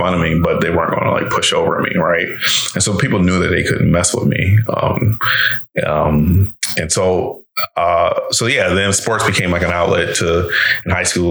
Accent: Reston, Virginia, United States; also born or lived in Detroit, Michigan; I ended up in my father's house and grew up there from 8 until I left

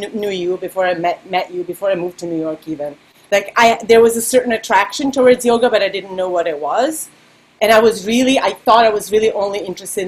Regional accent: Serbia; English is a second language; moved away; me growing up in Serbia and learning all the pop songs by imitating them

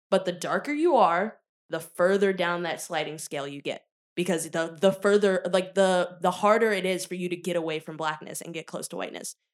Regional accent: Richmond, Virginia, United States; me growing up in Richmond, Virginia

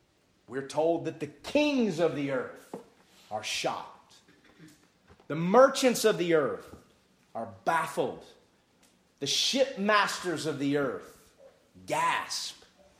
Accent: United States

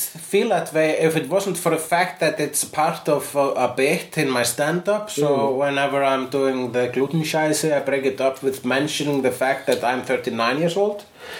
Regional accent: Iceland; Yes, I am an Icelandic person.

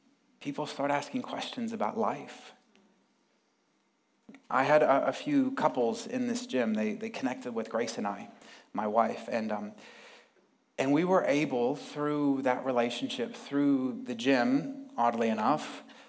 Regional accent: United States; moved away as an adult; also born or lived in Sydney, Australia; now in United Kingdom; I'm from America, but I just lived in Sydney the last few years

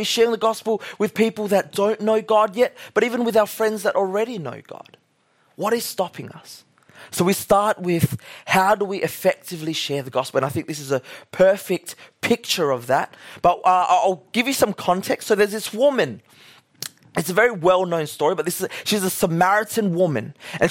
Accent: Australia; We're all Australian. Woo, yeah, Australia was.

